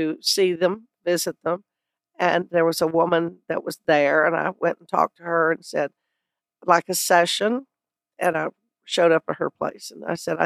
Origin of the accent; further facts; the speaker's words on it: South Texas, United States; moved away as an adult; also born or lived in Chicago, Illinois; now in Los Angeles, United States; I lived in Texas most of my life. I was born in Chicago and then moved to South Texas when I was 11 months old